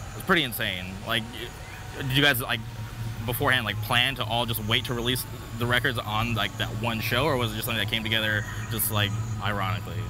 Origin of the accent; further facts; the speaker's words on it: Palm Springs, California, United States; now in Orange County, United States; growing up in Palm Springs